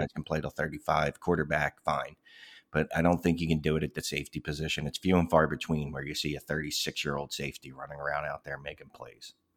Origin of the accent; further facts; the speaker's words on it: Philadelphia, Pennsylvania, United States; I was born in Philadelphia, um, never left.